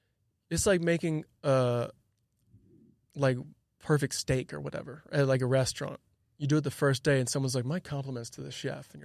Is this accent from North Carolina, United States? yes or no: no; Illinois, United States; And growing up outside Chicago, everything's indoors for the most part.